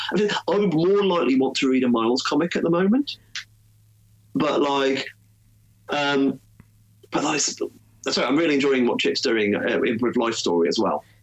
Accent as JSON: {"language": "English", "country": "United Kingdom", "tie": "born or raised there", "said": "in Britain there wasn't really easily accessible DC comics where I was growing up"}